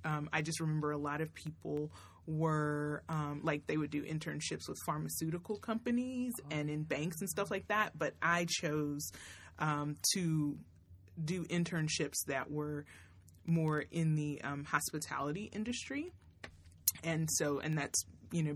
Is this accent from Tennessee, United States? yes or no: yes; Tennessee, United States; moved away as an adult; also born or lived in Florida; I grew up in Tennessee, but I came to school here in Florida at FAMU.